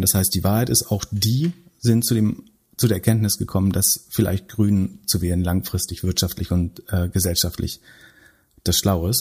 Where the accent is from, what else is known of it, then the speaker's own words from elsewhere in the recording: Greifswald, Mecklenburg-Vorpommern, Germany; aus meiner Heimatstadt Greifswald